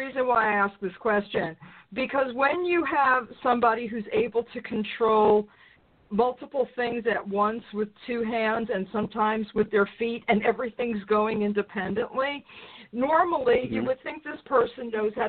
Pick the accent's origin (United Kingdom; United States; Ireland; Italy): United States; New York; I'm from New York.